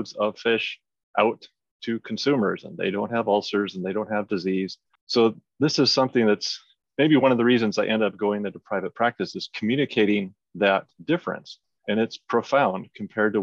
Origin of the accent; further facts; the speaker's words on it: Iowa, United States; moved away as an adult; now in British Columbia, Canada; grew up in Iowa in the United States